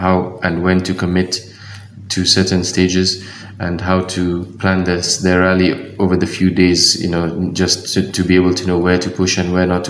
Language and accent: English; Kenya; I'm the only Kenyan